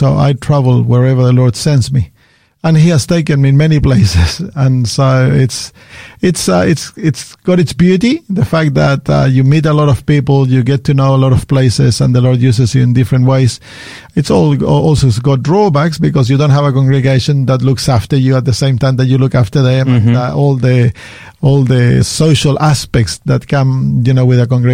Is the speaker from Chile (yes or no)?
yes; Chile; now in Sydney, Australia; I'm from Sydney. I live in Sydney, but originally I come from Chile. I've lived in Australia since 1989